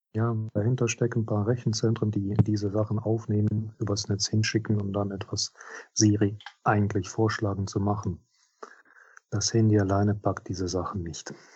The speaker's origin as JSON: {"language": "German", "region": "Minsk", "country": "Belarus", "tie": "born or raised there", "second_language": "German", "moved": "as an adult", "lives_now": "Trier, Germany", "said": "in Minsk, in meiner Heimatstadt"}